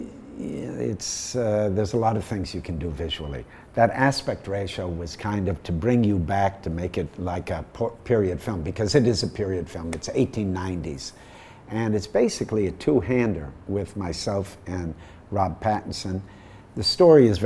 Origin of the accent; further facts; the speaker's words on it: Midwest, United States; I grew up in the Midwest